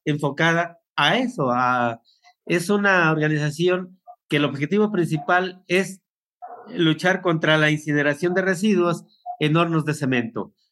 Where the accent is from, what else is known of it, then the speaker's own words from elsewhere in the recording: Apaxco, State of Mexico, Mexico; Yo soy de el municipio de Apasco